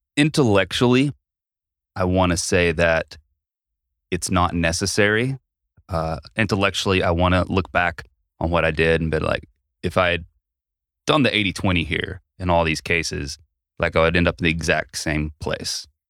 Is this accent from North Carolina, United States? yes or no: yes; Asheville, North Carolina, United States; my hometown of Asheville